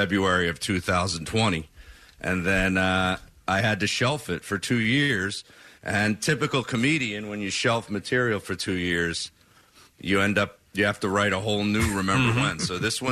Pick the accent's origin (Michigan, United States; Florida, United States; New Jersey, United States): New Jersey, United States; I'm from South Jersey